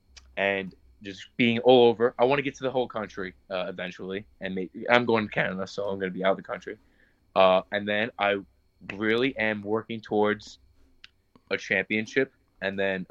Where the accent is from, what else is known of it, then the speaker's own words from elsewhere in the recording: Lindenhurst, New York, United States; I'm from Lindenhurst